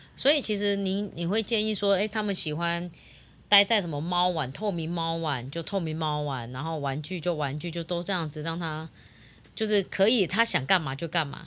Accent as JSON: {"language": "Chinese", "region": "Yunlin County", "country": "Taiwan", "said": "我们乡下嘛，那边嗯，我们嗯。云林比较多猪圈"}